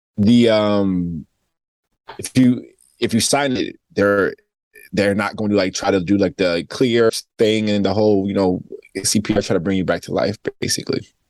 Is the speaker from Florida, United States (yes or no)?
no; Spring Valley, New York, United States; also born or lived in Queens, New York; I'm from Spring Valley, Rockland County. I was born in Queens.